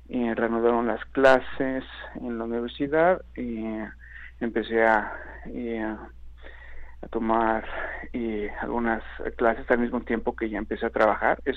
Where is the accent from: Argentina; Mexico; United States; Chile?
Mexico; Mexico City; moved away as an adult; now in Toronto, Canada; Y fue hace ocho años, en el 2009, que emigré de la Ciudad de México y del país a la ciudad de Toronto, en Canadá.